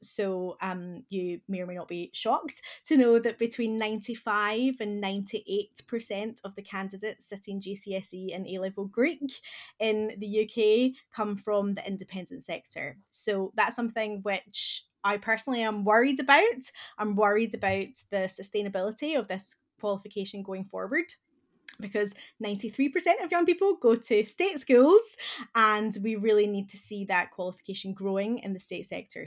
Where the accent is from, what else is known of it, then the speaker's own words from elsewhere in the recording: Scotland, United Kingdom; accent: Scottish; moved away; my accent that I'm originally from Scotland